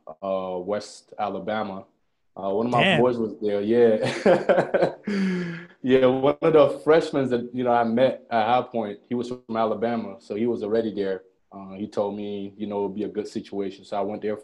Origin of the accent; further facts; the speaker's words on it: Montreal, Quebec, Canada; also born or lived in Ghana; I moved up to Montreal.